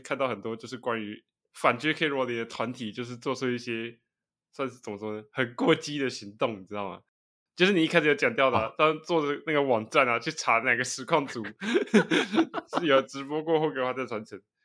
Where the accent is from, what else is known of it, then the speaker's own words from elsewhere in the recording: Taiwan; 我们台湾人